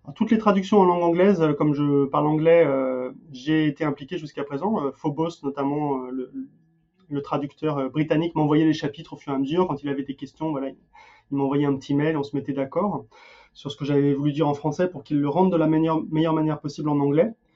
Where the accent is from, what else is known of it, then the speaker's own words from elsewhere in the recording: France; also born or lived in Denmark; now in United States; j'ai beau vivre aux États-Unis, je suis français, imprégné de culture française